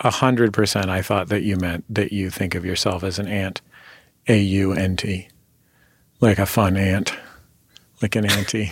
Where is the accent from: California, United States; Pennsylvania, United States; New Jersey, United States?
California, United States; San Francisco; moved away; I'm from San Francisco